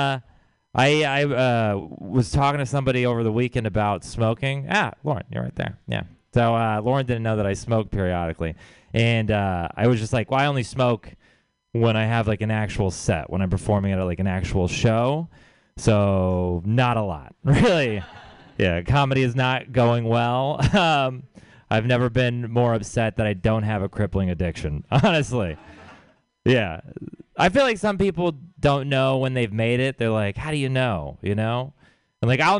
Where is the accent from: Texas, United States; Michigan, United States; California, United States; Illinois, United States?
Texas, United States; Houston; moved away; I'm from Houston